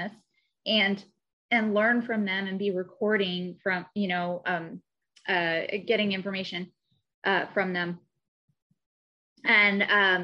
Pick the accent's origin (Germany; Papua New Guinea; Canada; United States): United States; Missouri; moved away as an adult; now in Southern California, United States; I'm also from Missouri originally